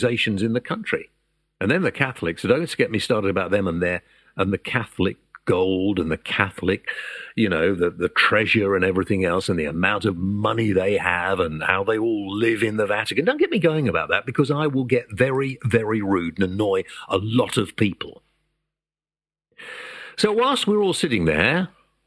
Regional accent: United Kingdom; we're British

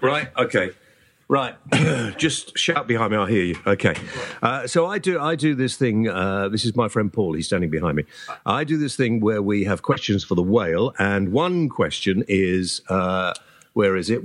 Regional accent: United Kingdom; first language English; I am British. I was born here. I can only speak English

